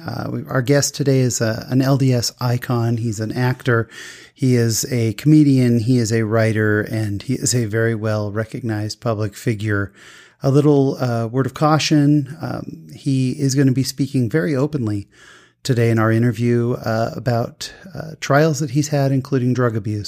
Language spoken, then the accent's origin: English; California, United States; I grew up in California